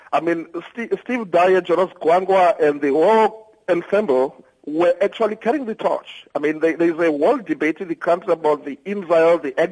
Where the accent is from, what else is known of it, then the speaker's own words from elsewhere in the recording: South Africa; and also being a South African musician the music that we played and how we reached out to the people.